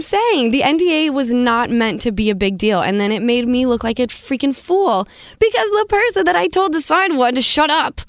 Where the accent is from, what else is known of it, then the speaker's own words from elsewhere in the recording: Salt Lake City, Utah, United States; growing up in Utah, obviously, it's very conservative